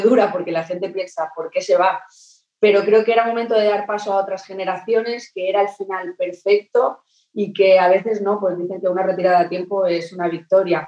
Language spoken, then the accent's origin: Spanish; Terrassa, Catalonia, Spain; moved away as an adult; now in Manchester, United Kingdom; de aquí de, mi tierra